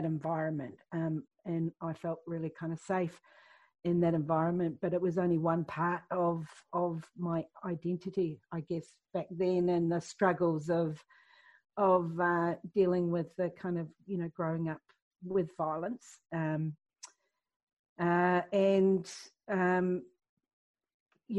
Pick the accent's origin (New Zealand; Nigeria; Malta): New Zealand; I grew up in Aotearoa in New Zealand